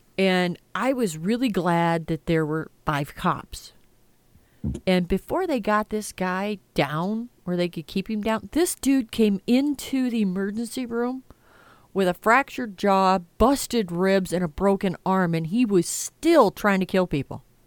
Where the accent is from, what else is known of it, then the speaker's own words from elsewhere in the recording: United States; I'm an American.